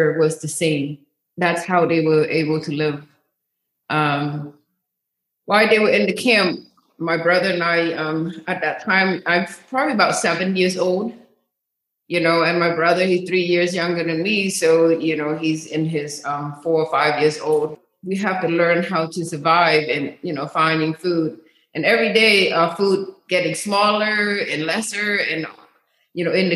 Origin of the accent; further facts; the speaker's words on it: Cambodia; now in United States; I was from, was born and raised in Cambodia, and the capital of Cambodia is called Phnom Penh